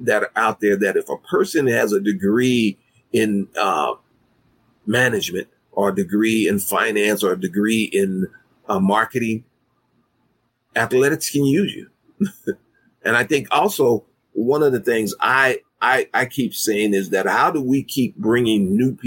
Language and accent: English; Kansas City, Missouri, United States; My hometown. Born and raised here.